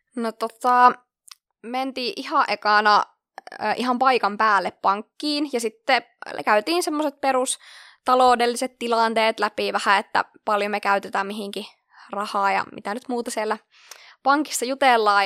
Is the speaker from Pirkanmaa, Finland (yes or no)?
no; Lieksa, North Karelia, Finland; moved away as an adult; now in Kuopio, Finland; ihan alun perin oon kotoisin tuolta Pohjois-Karjalasta Lieksasta, jossa on sitten lukioon asti elämäni viettänyt